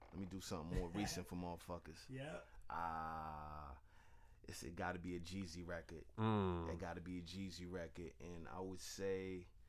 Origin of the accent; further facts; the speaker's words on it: East Coast, United States; I'm from the East Coast.